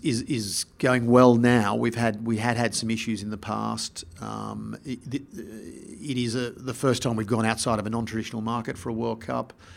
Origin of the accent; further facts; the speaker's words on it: Australia; also born or lived in Sydney / Melbourne / England; I grew up in Sydney and Melbourne, Melbourne not being a rugby town, but I first started playing sport in, in, uh, Sydney